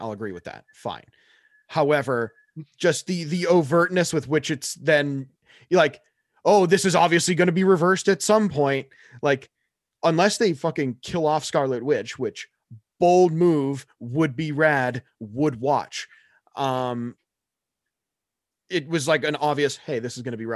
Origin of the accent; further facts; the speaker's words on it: Danvers, Massachusetts, United States; I'm from Danvers